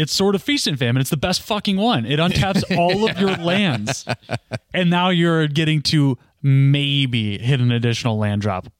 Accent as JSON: {"language": "English", "region": "Midwest", "country": "United States", "said": "I'm from the Midwest."}